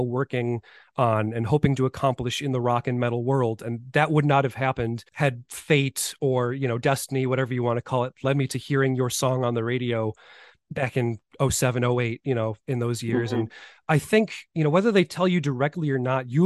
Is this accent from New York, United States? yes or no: yes; Buffalo, New York, United States; I'm from Buffalo, New York